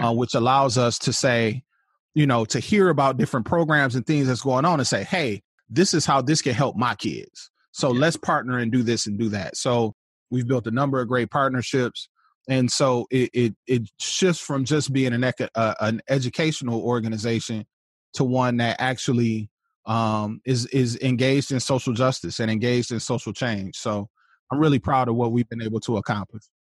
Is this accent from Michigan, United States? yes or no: yes; Flint, Michigan, United States; I was born in Flint, Michigan. Um, went to Flint Community Schools, south side of Flint